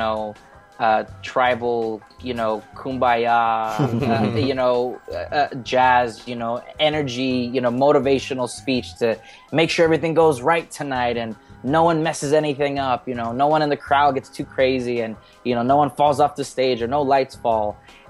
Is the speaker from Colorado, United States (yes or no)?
no; Indio, California, United States; I'm from Indio, California, which is about 2 hours east of Los Angeles